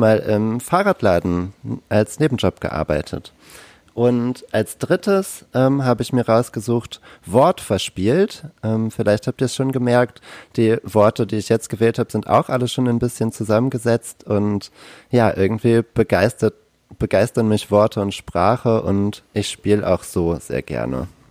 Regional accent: Kiel, Schleswig-Holstein, Germany; now in Berlin, Germany; ich komme ursprünglich aus Kiel

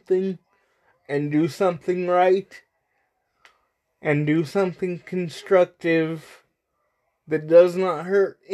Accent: United States; I'm only American

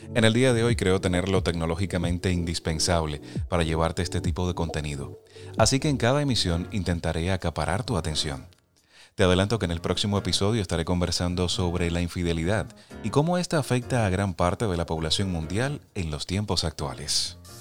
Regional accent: Las Tunas, Cuba; moved away as an adult; now in Pennsylvania, United States; mi pueblo natal, en Las Tunas, una provincia ubicada en la región oriental de mi país

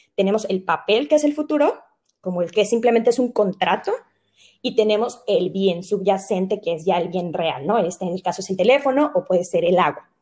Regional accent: Mexico; nosotros como mexicanos

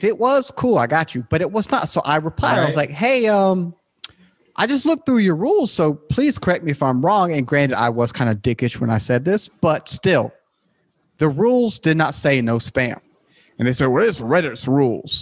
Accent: United States; I'm from the States

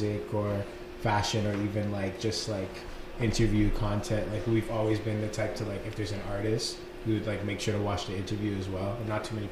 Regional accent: Philadelphia, Pennsylvania, United States; I grew up mainly here. I was born in Philadelphia

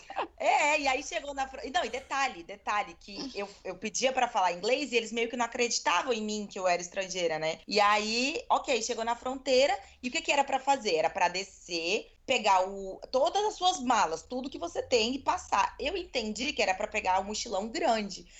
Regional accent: Brazil; eu sou estrangeira, eu não sou daqui, eu sou brasileira

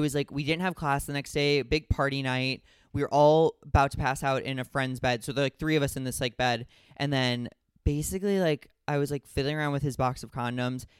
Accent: Midwest, United States; growing up in the Midwest

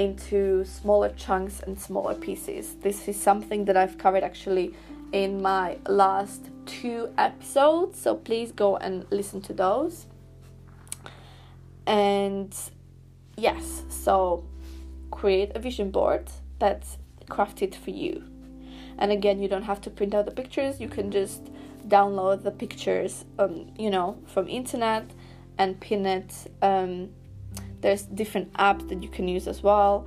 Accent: Slovakia; moved away; my high school in my home country in Slovakia

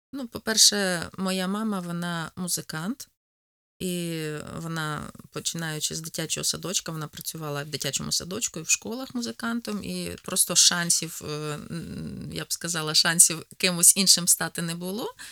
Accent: Poltava Oblast, Ukraine; accent: Poltava; moved away as an adult; now in Rivne, Ukraine; Народилася я на Кіровоградщині, а виросла на Полтавщині.

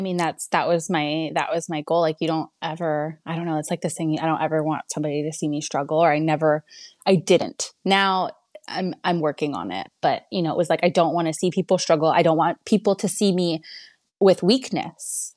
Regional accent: Canada; now in Texas, United States; I'm from Canada

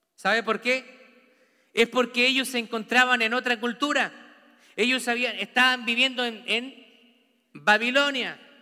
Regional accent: Santiago, Santiago Metropolitan Region, Chile; now in United States; Yo nací en, en Santiago de Chile. Vivo en una cultura americana

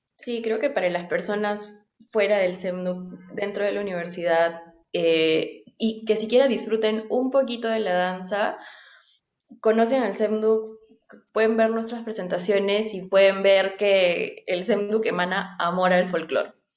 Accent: Nazca, Ica, Peru; moved away; yo crecí, o sea, nací crecí en Nazca, en Ica

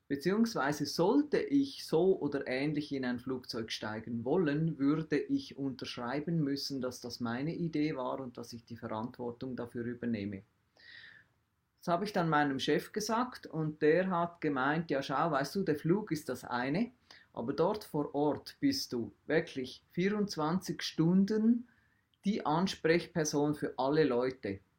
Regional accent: Switzerland; also in der einer Welt, wie wir als Schweizer leben, wo Milch und Honig und was auch immer fließen

